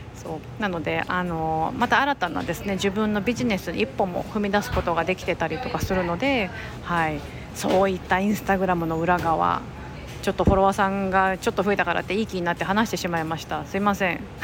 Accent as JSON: {"language": "Japanese", "region": "Osaka", "country": "Japan", "tie": "born or raised there", "said": "私は結構大阪出身ってこともあって"}